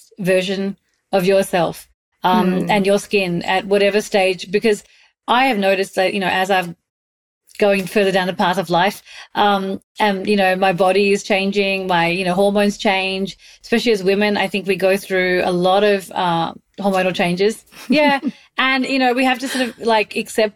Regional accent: Australia; moved away; also born or lived in Mumbai, India; I grew up in Australia, but I spent a big chunk of my life in Mumbai

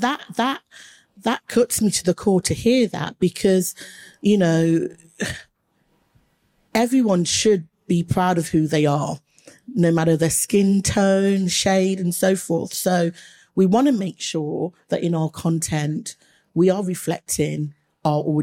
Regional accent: Leicester, East Midlands, United Kingdom; I grew up in Leicester, and Leicester has a huge Asian population

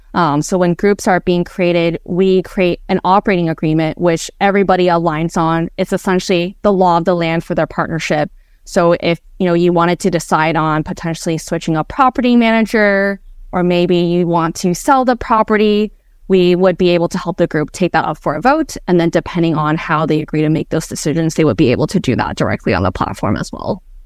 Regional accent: Bay Area, California, United States; I grew up in the Bay Area

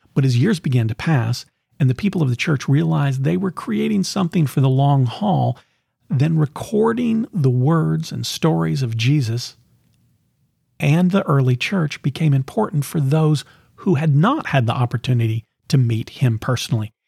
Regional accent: the South, United States; growing up in the South, in the sixties and seventies

